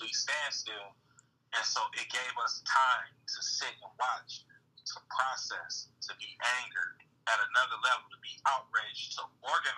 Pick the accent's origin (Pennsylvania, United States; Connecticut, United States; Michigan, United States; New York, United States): Michigan, United States; Saginaw; growing up in Saginaw. I joke about this all the time, but I lived on the east side.